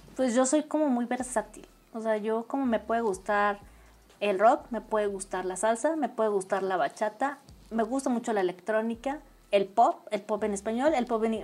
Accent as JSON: {"language": "Spanish", "region": "Tlaxcala", "country": "Mexico", "tie": "born or raised there", "said": "yo sí soy de aquí de Tlaxcala, escala toda mi familia es de acá y desde toda la vida he vivido"}